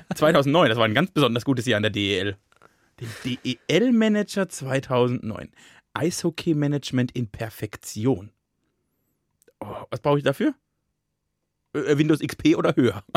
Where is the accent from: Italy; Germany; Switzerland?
Germany; Plittersdorf; now in Mainz, Germany; als ich nach Mainz gezogen bin, ne, von Plittersdorf nach Mainz